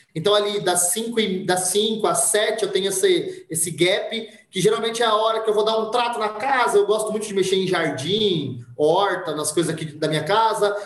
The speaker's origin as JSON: {"language": "Portuguese", "town": "Monte Mor", "region": "São Paulo", "country": "Brazil", "said": "Eu sou de Montemor"}